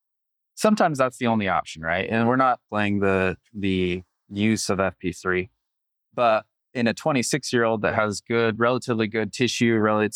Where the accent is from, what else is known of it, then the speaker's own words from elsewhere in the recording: Utah, United States; also born or lived in Omaha, Nebraska; I grew up in Utah, so I've been there.